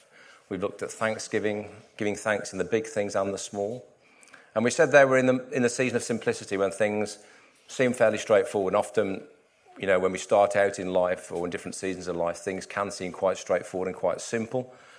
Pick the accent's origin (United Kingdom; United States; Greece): United Kingdom; West Midlands; Where I grew up in the Midlands and the Black Country, lots of canal networks